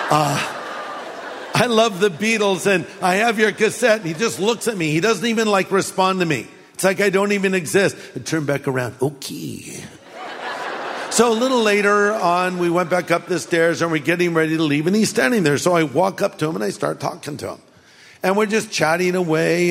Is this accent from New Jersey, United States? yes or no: yes; New Jersey, United States; I'm from New Jersey